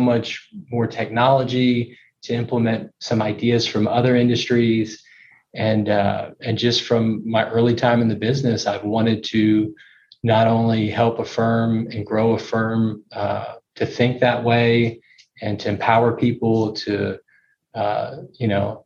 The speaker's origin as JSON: {"language": "English", "town": "Houston", "region": "Texas", "country": "United States", "tie": "born or raised there", "also_born_or_lived": "Dallas, Texas", "said": "I grew up in Houston, Texas"}